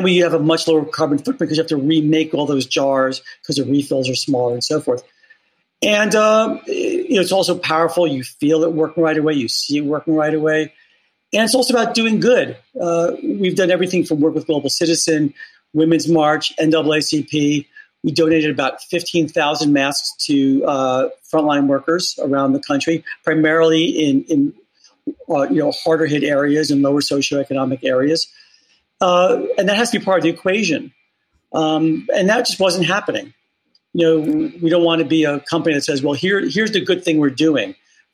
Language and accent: English; Bronx, New York, United States; I am from the Bronx, New York, and so proud of it.